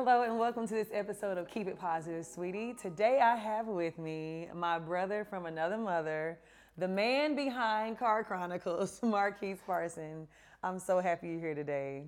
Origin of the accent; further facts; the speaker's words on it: Martin, Tennessee, United States; moved away as an adult; now in Atlanta, United States; I'm from Martin